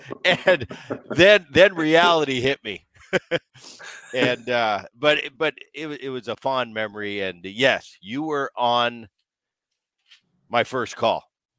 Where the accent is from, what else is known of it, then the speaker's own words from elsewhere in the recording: Philadelphia, Pennsylvania, United States; John, I grew up in Philadelphia